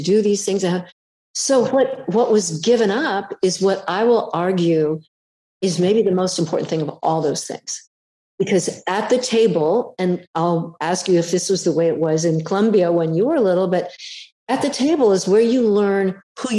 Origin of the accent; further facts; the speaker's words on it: California, United States; I'm a Californian